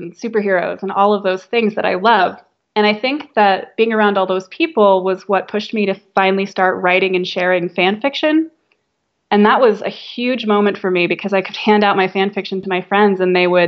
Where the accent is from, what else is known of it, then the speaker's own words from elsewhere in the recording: Northern Virginia, United States; I grew up in Northern Virginia